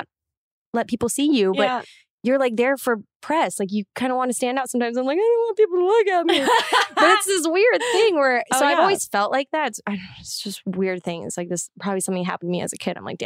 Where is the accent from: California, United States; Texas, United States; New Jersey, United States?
Texas, United States; Amarillo; I grew up in Amarillo, Texas